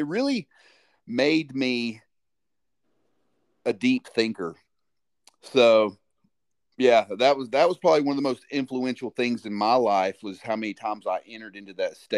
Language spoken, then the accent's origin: English; Alabama, United States; Well, luckily, I had the opportunity to move around a little bit, so Alabama was the home base. And what I noticed was a lot of folks that lived where I lived in Alabama, they didn't get out very much.